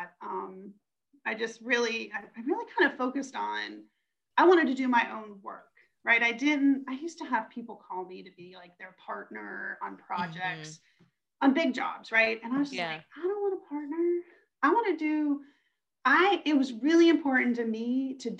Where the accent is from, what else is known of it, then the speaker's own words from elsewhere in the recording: Western Pennsylvania, United States; moved away; I grew up in Western Pennsylvania.